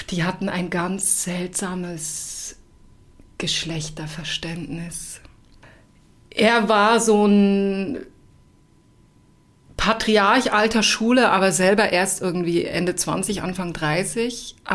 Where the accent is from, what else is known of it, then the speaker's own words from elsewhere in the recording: Switzerland; Also ich komme ja aus der Schweiz und ich habe mit dem Job in der Schweiz angefangen.